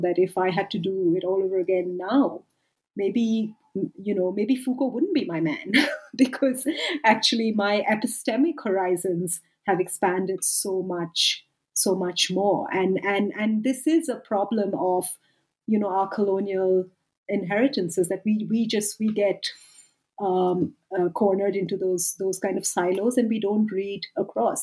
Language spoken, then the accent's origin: English; India; moved away as an adult; also born or lived in United Kingdom; now in South Africa; I'm from India. I lived and worked for a decade in the UK, and now I've lived and worked for a decade in South Africa